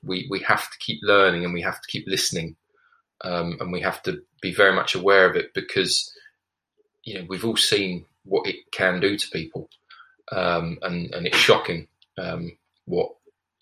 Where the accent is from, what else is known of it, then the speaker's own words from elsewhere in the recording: United Kingdom; being a British male